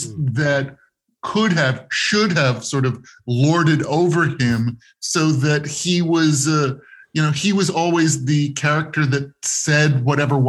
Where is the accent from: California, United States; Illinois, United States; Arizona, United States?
California, United States; Los Angeles; I grew up in West Los Angeles